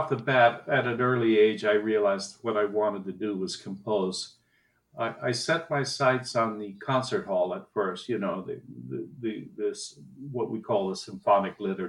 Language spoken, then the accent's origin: English; Costa Rica; also born or lived in Haiti; And I was born in Haiti, where they were running a research station. And then eventually wound up in Costa Rica, where he built another research station. And it was in Costa Rica I started my music lessons.